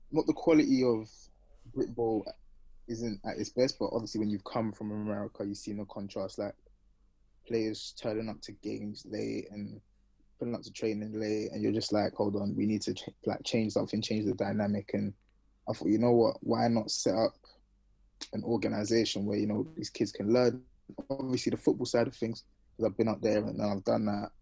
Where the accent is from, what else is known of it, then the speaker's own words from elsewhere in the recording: London, United Kingdom; moved away; I'm from Northwest London